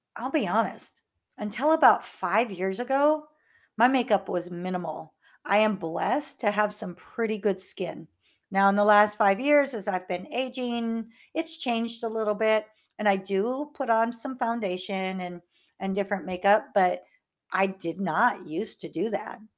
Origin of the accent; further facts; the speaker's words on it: North Iowa, United States; now in Houston, United States; I grew up in North Iowa